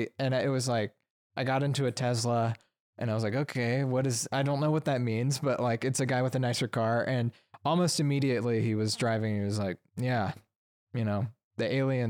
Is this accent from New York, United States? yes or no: no; Alabama, United States; I'm from Alabama.